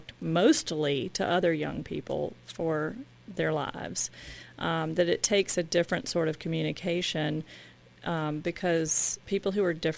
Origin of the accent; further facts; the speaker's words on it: the South, United States; accent: Southern; I'm from the South, you might have noticed from my accent